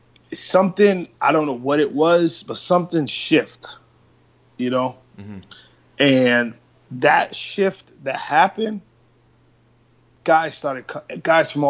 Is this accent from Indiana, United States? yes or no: no; Boston, Massachusetts, United States; growing up in Dorchester was rough